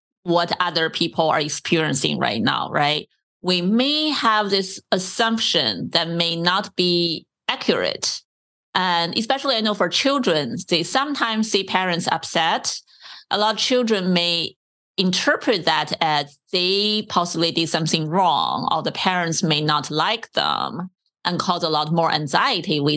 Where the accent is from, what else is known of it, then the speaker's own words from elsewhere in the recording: China; moved away; also born or lived in San Diego; I grew up in China